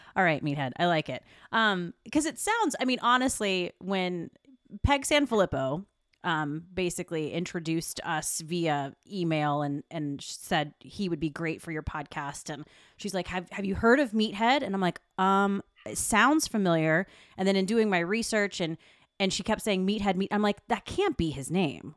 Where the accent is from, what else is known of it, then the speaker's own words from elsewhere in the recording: South Carolina, United States; I'm from South Carolina